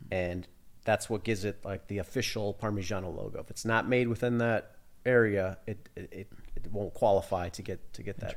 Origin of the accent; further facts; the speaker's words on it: Sterling, Illinois, United States; moved away as an adult; also born or lived in Italy; I was born and raised in Sterling, um, went to college in Illinois, so not far away